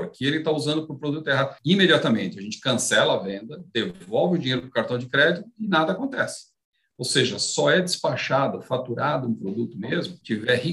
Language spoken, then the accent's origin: Portuguese; Afula, Northern District, Israel; born there; É, eu nasci em Afula, em Israel.